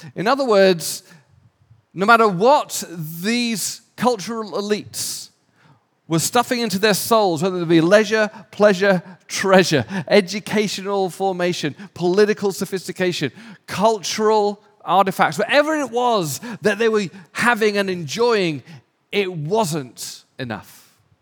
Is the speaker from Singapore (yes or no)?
no; England, United Kingdom; moved away as an adult; also born or lived in London / Raleigh, North Carolina / Switzerland; now in Los Angeles, United States; I'm English, my wife's Australian